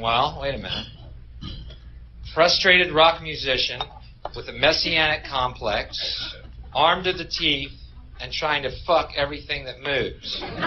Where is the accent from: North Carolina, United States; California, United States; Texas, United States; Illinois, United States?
Texas, United States; I'm from Texas